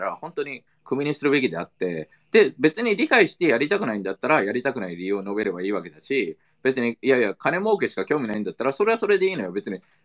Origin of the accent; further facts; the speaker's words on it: United States; now in Japan; アメリカ育ち